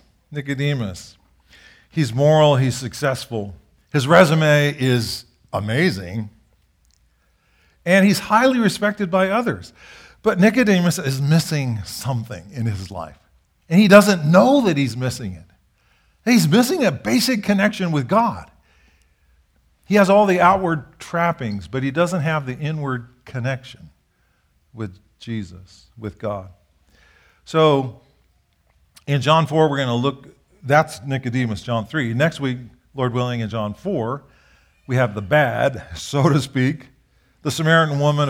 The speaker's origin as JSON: {"language": "English", "country": "Japan", "tie": "born or raised there", "said": "I grew up in Japan. We served in Japan."}